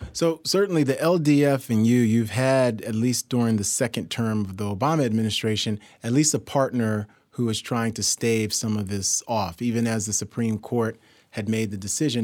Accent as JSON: {"language": "English", "town": "New York City", "region": "New York", "country": "United States", "tie": "born or raised there", "said": "I'm from New York City, born and raised"}